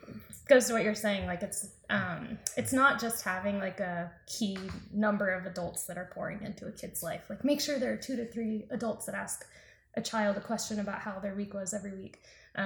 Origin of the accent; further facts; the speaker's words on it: the South, United States; we are both from the South.